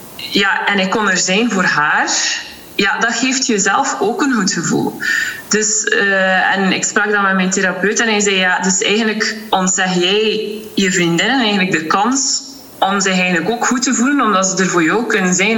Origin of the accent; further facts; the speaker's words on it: Ostend, Flanders, Belgium; Ik ben afkomstig uit Oostende